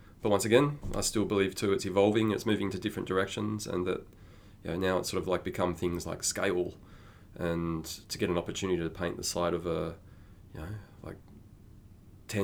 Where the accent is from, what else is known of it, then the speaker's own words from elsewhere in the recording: Sydney, New South Wales, Australia; moved away as an adult; also born or lived in Melbourne; I'm actually from New South Wales, from Sydney.